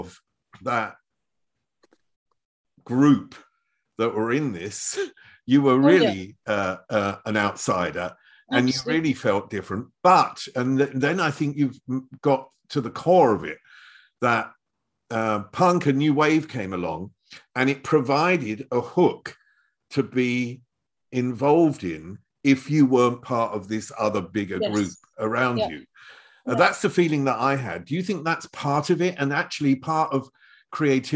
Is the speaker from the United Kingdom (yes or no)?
yes; Chelmsford, East of England, United Kingdom; now in Germany; I was brought up in Chelmsford, which is the other side of London.